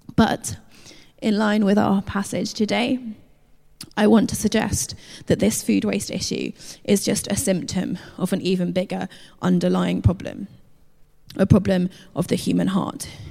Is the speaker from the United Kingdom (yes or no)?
yes; United Kingdom; we're British